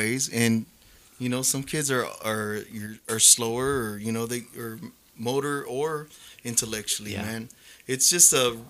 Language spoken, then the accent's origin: English; San Angelo, Texas, United States; San Angelo's hometown. Yeah. I've always been a hardcore down San Angelo vato